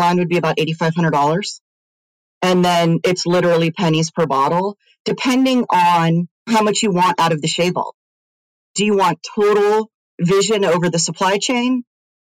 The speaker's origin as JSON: {"language": "English", "area": "Silicon Valley", "region": "California", "country": "United States", "tie": "born or raised there", "said": "I grew up in Silicon Valley"}